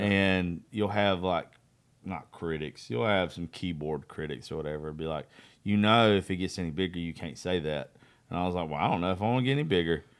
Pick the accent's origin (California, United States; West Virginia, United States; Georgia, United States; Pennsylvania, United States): Georgia, United States; Eastman; Eastman's my hometown